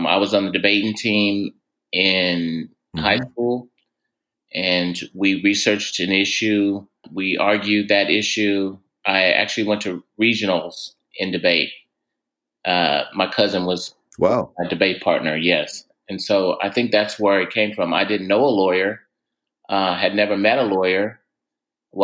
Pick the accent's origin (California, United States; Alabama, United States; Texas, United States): Texas, United States; Tatum; moved away as an adult; now in San Francisco, United States; I'm originally from Texas. I grew up in a small town south of Dallas. It's the town called Tatum.